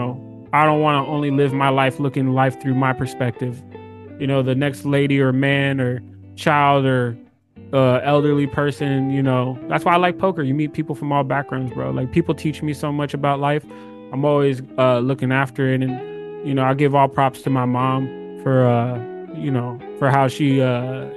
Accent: Inland Empire, east of LA, California, United States; I was born in Inland Empire, east of LA. My parents were from Egypt. I was born out here.

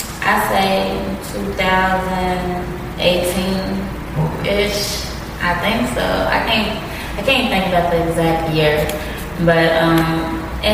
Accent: Louisville, Kentucky, United States; I'm from Louisville, Kentucky, born and raised

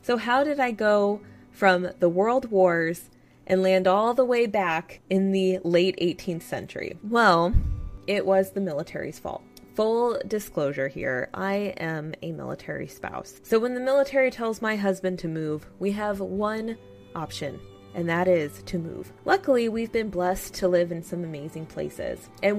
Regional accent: Arizona, United States; Since I was a little girl growing up in Arizona

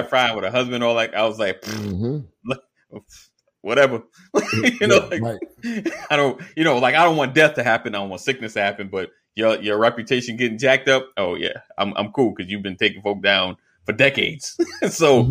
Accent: New York, United States; I'm from New York

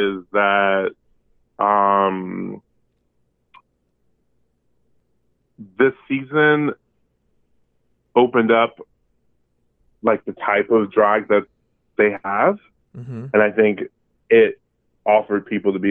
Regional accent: Berkeley, California, United States; also born or lived in Modesto, California; now in Brooklyn, United States; I'm from the 510, and I'm from Berkeley, California, and proud of it.

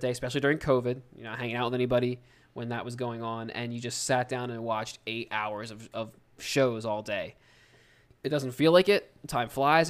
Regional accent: United States; We're from the United States

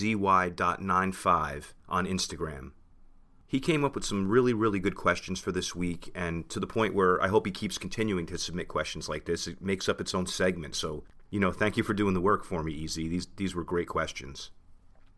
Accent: New Jersey, United States; we're both from New Jersey

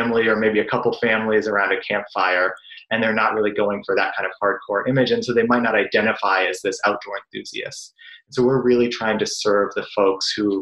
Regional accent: Brookline, Massachusetts, United States; also born or lived in Chicago / Somerville, Massachusetts; I grew up in Boston in a town called Brookline within walking distance of Fenway Park

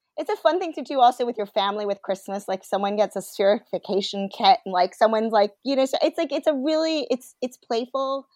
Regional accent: United States

